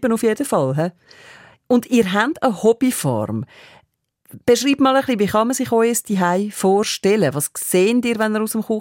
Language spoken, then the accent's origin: German; Switzerland; now in Canada; Also, ich finde, einen strengen Job schafft man in Kanada mehr als bei uns in der Schweiz.